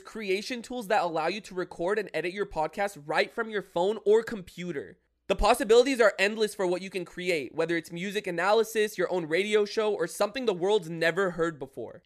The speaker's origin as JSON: {"language": "English", "town": "San Diego", "region": "California", "country": "United States", "tie": "born or raised there", "said": "we lived in San Diego, Maramesa"}